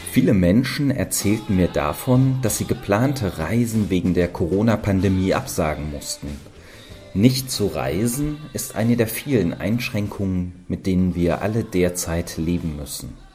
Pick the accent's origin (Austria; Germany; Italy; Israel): Germany; Eisenach, Thuringia; komme gebürtig aus Eisenach in Thüringen